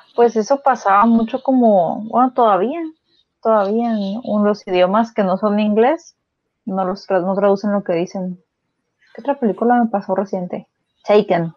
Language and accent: Spanish; Mexico; yo de niña, pues, digo, vivimos en México